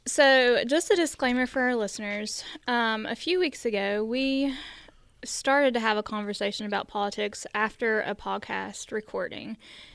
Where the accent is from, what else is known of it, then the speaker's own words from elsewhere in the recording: United States; Growing up in Logan County